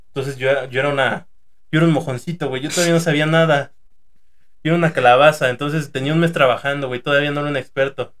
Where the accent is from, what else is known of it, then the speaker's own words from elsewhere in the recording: Toluca, State of Mexico, Mexico; Somos de aquí de Toluca